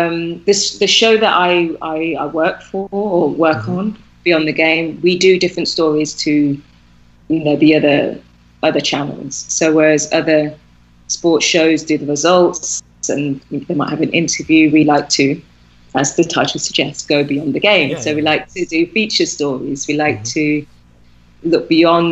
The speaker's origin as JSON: {"language": "English", "town": "Birmingham", "region": "West Midlands", "country": "United Kingdom", "moved": "yes", "lives_now": "Turkey", "said": "we're both from Birmingham, so obviously the accent came out like tenfold"}